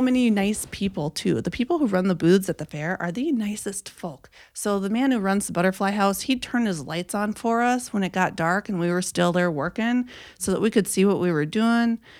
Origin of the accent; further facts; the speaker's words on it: Minnesota, United States; I am from Suan's wonderful state of Minnesota, born and raised.